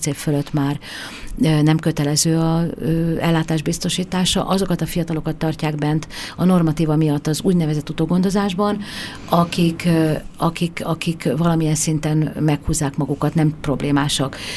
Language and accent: Hungarian; Hungary; moved away; vidéken nőttem föl